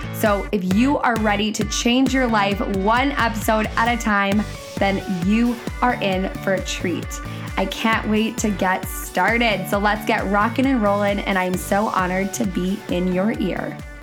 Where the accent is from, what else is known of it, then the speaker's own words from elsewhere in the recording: Canada; I'm a Canadian coach